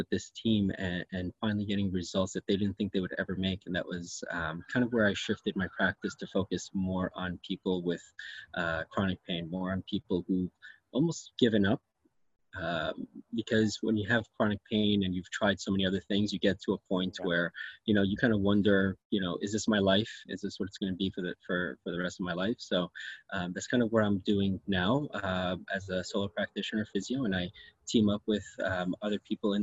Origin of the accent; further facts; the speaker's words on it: New York, United States; moved away as an adult; also born or lived in Syracuse; now in Richmond Hill, Canada; I was actually born and raised in New York and trained in New York